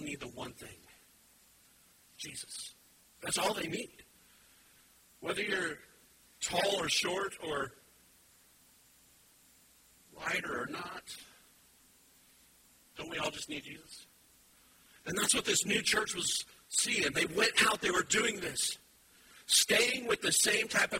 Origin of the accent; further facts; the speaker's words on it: Wyoming, United States; now in Indiana, United States; I'm originally from Wyoming